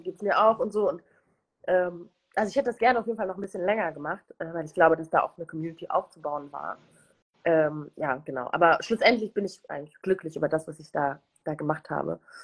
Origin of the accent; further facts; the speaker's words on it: Germany; also born or lived in Rwanda / United Kingdom; zunächst in einem sehr kleines Städtchen. Äh, wir streiten uns immer in der Familie darüber, weil ich total oft Dorf sage und mhm. meine Familie mich immer so flamed